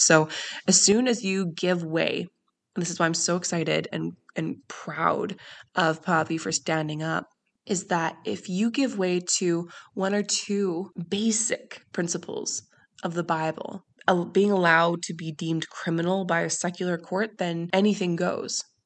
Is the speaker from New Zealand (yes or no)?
no; Canada; I grew up in Canada